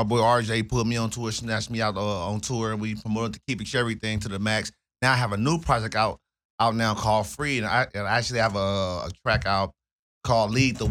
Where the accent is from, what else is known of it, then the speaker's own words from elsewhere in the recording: Los Angeles, California, United States; I come from the Los Angeles area, the South Central Los Angeles area, the Fremont District in particular, or Fremont High School.